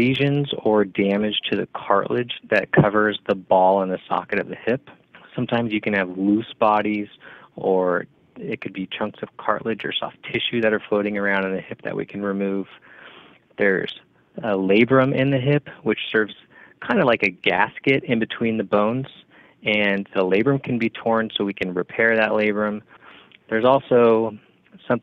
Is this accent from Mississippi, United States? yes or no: no; Bakersfield, California, United States; moved away as an adult; also born or lived in Los Angeles, United States / Bay Area, United States; I'm originally from Bakersfield, California